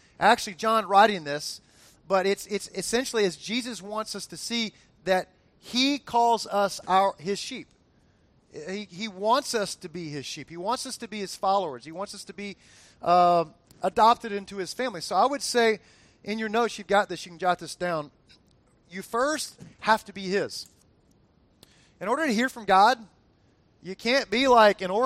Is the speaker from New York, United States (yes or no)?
no; South Florida, United States; that I grew up with in South Florida